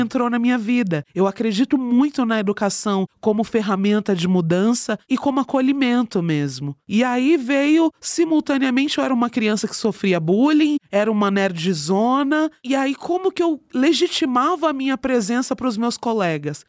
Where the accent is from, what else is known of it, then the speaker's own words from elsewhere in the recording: Jandira, São Paulo, Brazil; now in São Paulo, Brazil; eu nasci e fui criada em Jandira, que é interior, quase interior de São Paulo